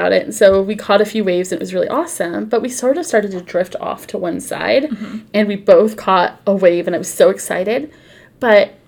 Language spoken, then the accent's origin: English; California, United States; I'm very California